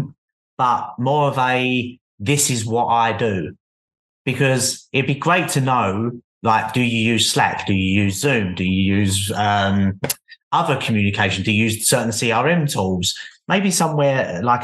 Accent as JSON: {"language": "English", "region": "London", "country": "United Kingdom", "said": "I'm from London, so London's very, very busy"}